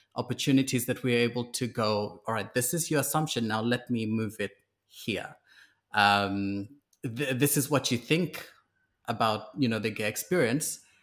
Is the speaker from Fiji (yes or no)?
yes; Fiji; also born or lived in New Zealand; now in Sydney, Australia; I grew up in Fiji, I was transplanted to New Zealand